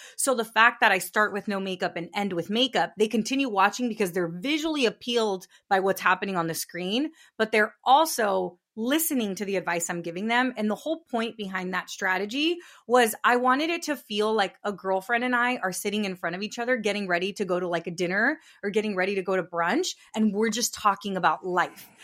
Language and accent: English; Northern California, United States; I grew up in California. I grew up in Northern California to, to immigrant parents.